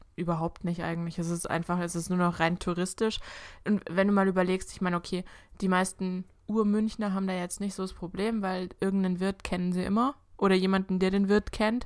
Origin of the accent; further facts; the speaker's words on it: Augsburg, Bavaria, Germany; ich komme ja aus Augsburg